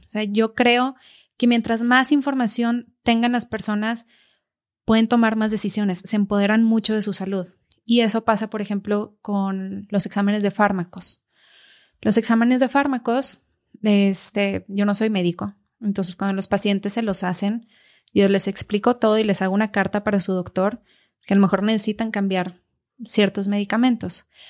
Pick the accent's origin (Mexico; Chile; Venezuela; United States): Mexico; casi todos los mexicanos traemos del País Vasco porque de ahí venían